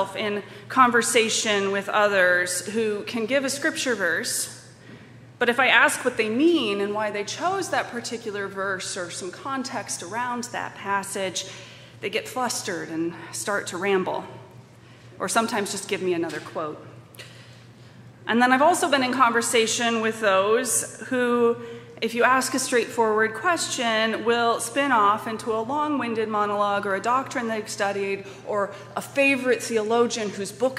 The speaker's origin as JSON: {"language": "English", "town": "Colorado Springs", "region": "Colorado", "country": "United States", "tie": "born or raised there", "moved": "yes", "lives_now": "Madison, United States", "said": "I was a Catholic kid growing up in Colorado Springs, Colorado, in the 80s"}